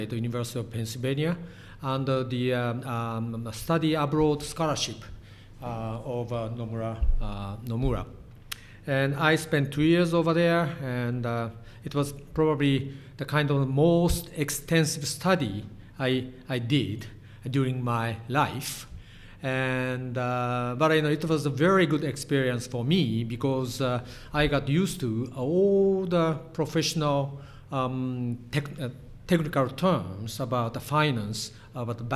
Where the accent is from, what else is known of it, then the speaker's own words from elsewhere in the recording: Hiroshima, Japan; English is a second language; moved away as an adult; also born or lived in Kyoto / Philadelphia, United States; I was born in Hiroshima, in the western part of Japan, and spent 18 years inside of Hiroshima.